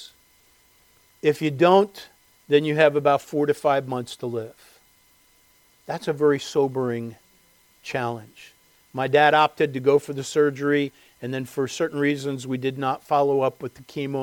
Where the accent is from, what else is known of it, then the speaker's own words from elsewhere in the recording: Westchester, United States; living in the home that I grew up in Westchester